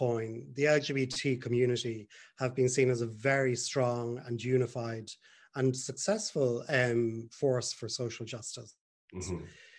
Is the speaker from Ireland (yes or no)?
yes; Ireland; also born or lived in Dublin; I'm from Ireland. I was living in Dublin at the time.